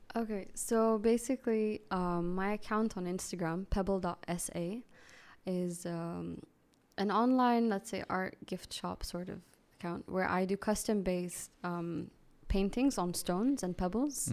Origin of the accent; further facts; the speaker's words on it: Saudi Arabia; I grew up here in Saudi